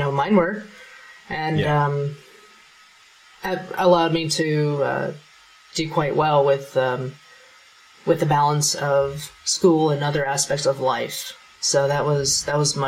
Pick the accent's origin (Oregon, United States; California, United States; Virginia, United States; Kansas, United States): Kansas, United States; I'm from Kansas